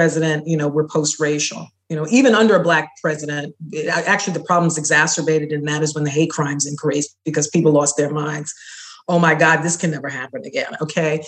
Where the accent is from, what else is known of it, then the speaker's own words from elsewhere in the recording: New York City, New York, United States; I was growing up in New York City, I was born in 1960